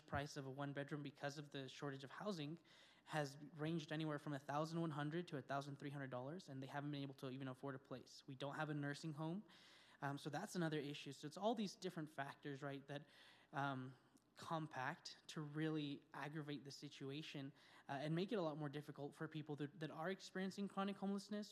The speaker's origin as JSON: {"language": "English", "town": "Española", "region": "New Mexico", "country": "United States", "tie": "born or raised there", "said": "I was born and raised in the Espanola Valley"}